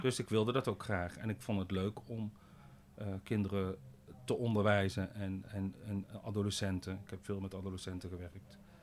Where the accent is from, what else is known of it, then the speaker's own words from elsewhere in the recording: Boxtel, North Brabant, Netherlands; ik ben in Bokstel geboren en getogen, een dorpje tussen eh, Den Bosch en Eindhoven